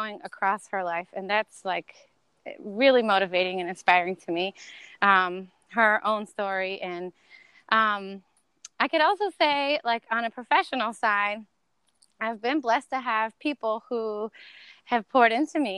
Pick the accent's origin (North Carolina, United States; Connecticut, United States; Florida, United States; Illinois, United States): North Carolina, United States; moved away as an adult; also born or lived in Miami / Santo Domingo, Dominican Republic; now in New Orleans, United States; I grew up in North Carolina